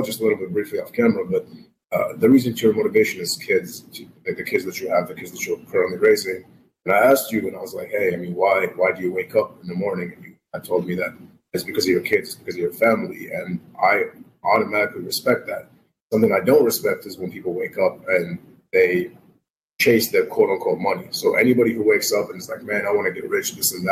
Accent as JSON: {"language": "English", "country": "Iraq", "tie": "born or raised there", "moved": "yes", "said": "I was raised in Iraq"}